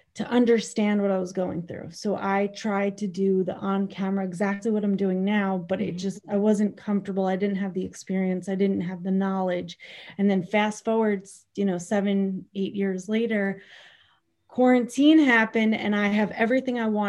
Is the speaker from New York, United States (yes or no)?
yes; Bayville, New York, United States; I grew up in Bayville, North Shore, my entire life